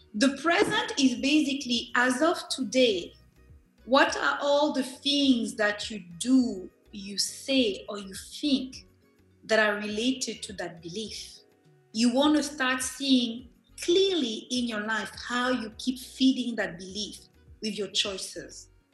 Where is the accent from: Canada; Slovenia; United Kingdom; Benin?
Benin; I am from Benin.